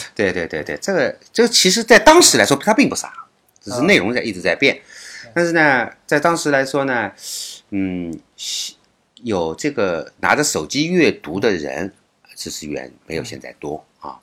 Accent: China; 我们大陆人

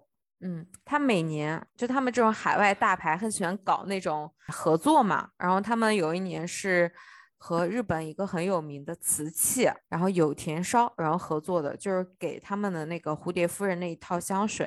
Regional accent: China; also born or lived in Osaka, Japan; now in Japan; 帮我们中国人省一点钱。

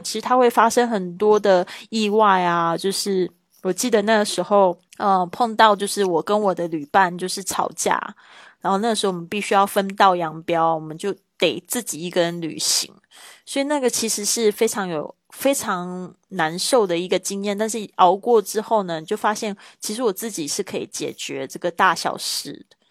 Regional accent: Taiwan; moved away as an adult; now in Spain; 来自台湾

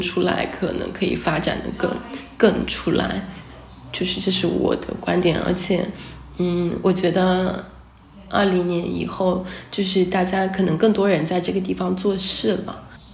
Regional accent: Hangzhou, Zhejiang, China; moved away; 我小时候在杭州，然后 很早之前就，嗯，离开杭州了，去上学啊什么的。然后我也是二零，二零年，年底才回来这里的

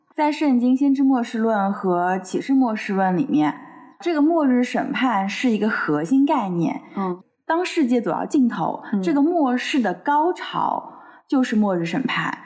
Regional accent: China; 我们中国人观念里面的龙啊

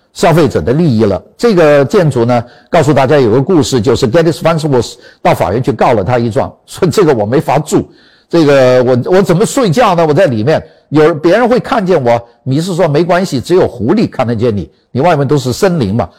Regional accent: China; 我们中国人

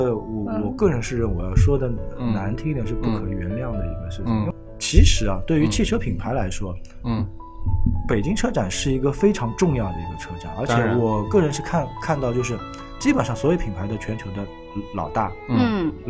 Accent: Shanghai, China; 我有可能作为一个上海人

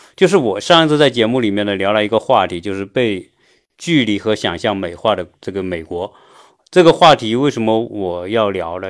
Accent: China; now in United States; 我作为一个中国人

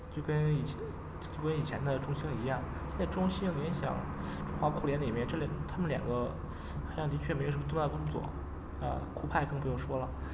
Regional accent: China; 作为中国人

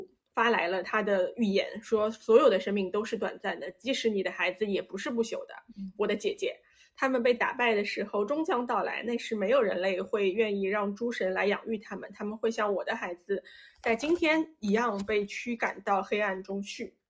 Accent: China; born there; 因为我们我们我们是出生在中国的，所以我们讲起这些历史啊，然后神话什么的，我觉得就是多少它还有带着一种强烈的大国色彩

